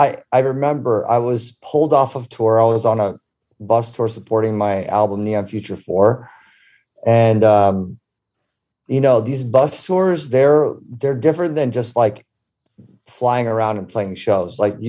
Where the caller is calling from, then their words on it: Ibiza, Balearic Islands, Spain; In sunny Ibiza.